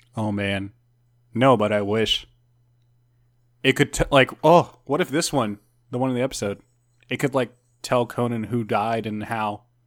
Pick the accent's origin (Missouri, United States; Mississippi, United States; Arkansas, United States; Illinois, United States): Missouri, United States; Jefferson City; in Jefferson City, my hometown, we have an abandoned uh, women's penitentiary museum